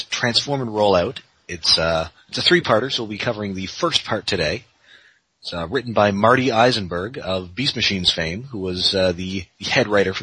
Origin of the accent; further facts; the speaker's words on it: Canada; I as a Canadian